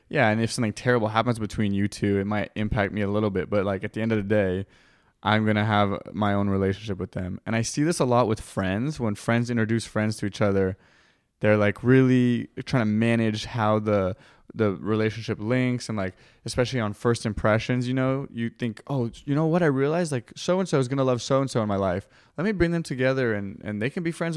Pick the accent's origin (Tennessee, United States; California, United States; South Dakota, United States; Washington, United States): California, United States; I'm from California